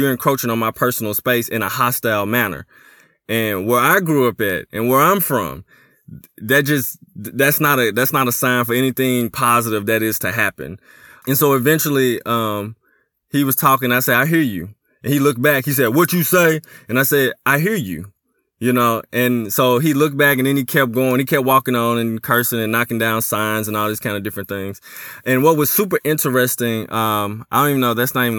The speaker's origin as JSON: {"language": "English", "town": "Memphis", "region": "Tennessee", "country": "United States", "tie": "born or raised there", "said": "growing up in Memphis, Tennessee, growing up in a hood."}